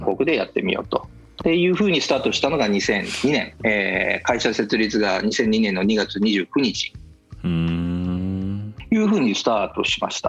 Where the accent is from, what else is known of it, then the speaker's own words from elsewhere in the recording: Nagoya, Aichi, Japan; moved away as an adult; also born or lived in New Zealand; 僕がずっと名古屋であの仕事しながら東京に出張があっても日帰りで帰ってくるとかねもう名古屋から出たくない